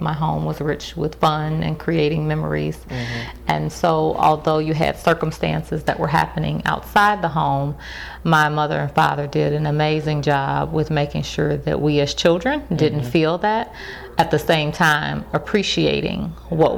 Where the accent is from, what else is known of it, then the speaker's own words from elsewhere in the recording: Chicago, Illinois, United States; moved away as an adult; also born or lived in Memphis, Tennessee; I grew up in Chicago from the age of two until I went off to college.